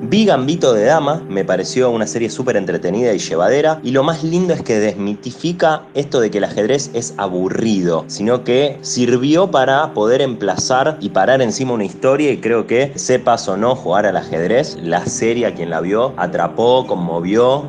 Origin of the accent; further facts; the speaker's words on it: Rosario, Santa Fe, Argentina; Yo soy de Rosario, en la provincia de Santa Fe